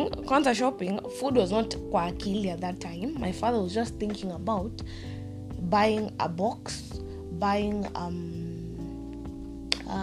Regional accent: Nairobi, Kenya; also born or lived in Mombasa; I'm from Nairobi, people there are from Mombasa, the coastal region, Kwale, Kilifi, Malindi, Kokote. Then mimi, I'm from Umoja

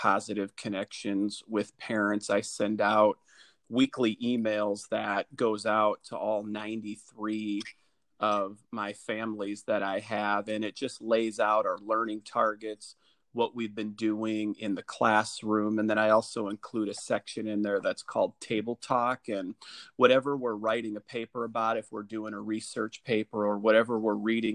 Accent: Dubuque, Iowa, United States; I am from Dubuque, Iowa. It's a town right on the Mississippi River

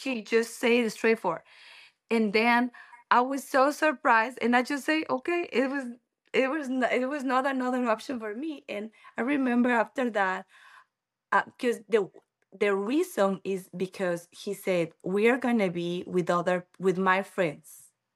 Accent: Ecuador; English is a second language; moved away as an adult; also born or lived in Quito / Taipei; now in United States; I'm from Ecuador

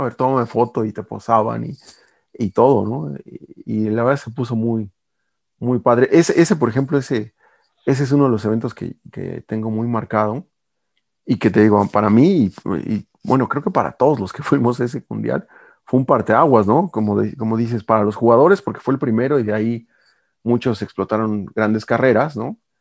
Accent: Mexico; como aficionado mexicano

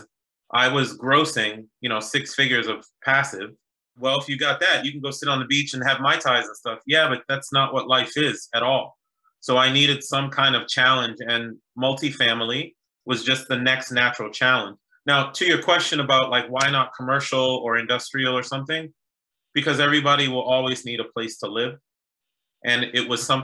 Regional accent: Boston, Massachusetts, United States; also born or lived in New York / Haiti (family) / University of Virginia; now in Washington, D.C., United States; I was born in New York, raised in Boston, live in DC now by way of University of Virginia

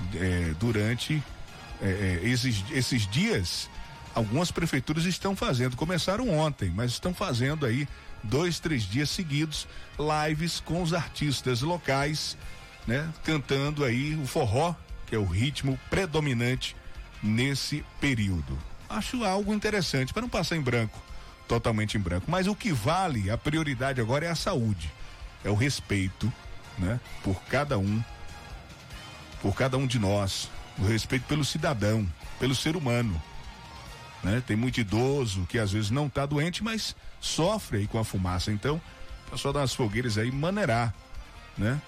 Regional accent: Northeast Region, Brazil; Nós somos é, é, nordestinos, fortes, trabalhadores

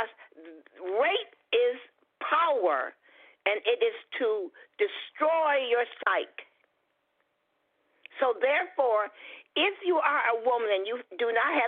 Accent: Detroit, Michigan, United States; I was born in Detroit, Michigan

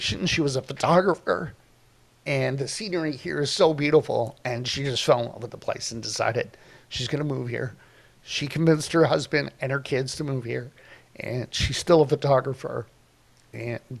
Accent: Toronto, Ontario, Canada; now in Kelowna, Canada; I grew up in Toronto

